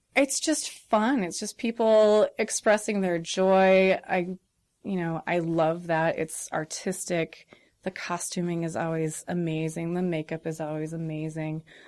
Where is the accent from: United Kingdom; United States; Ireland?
United States; Rolling Prairie, Indiana; I was raised in Rolling Prairie, Indiana.